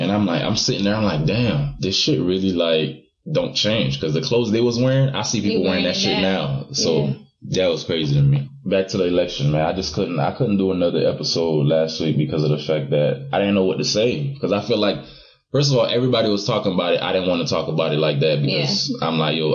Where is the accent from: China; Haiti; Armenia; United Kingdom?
Haiti; now in United States; I was born in Haiti. I just became a citizen literally like a few months ago.